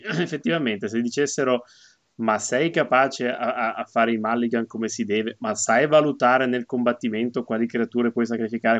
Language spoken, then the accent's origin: Italian; Liguria, Italy; io da buon ligure